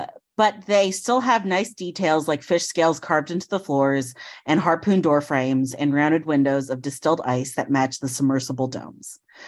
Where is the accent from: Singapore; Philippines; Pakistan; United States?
Philippines; But one, I am Filipino, and two, the character is known Filipino, and it's not.